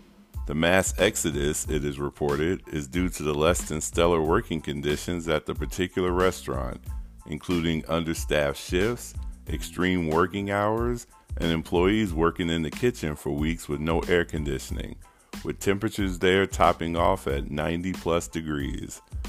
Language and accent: English; Missouri, United States; now in Lincoln, United States; The governor of my home state signed legislation last month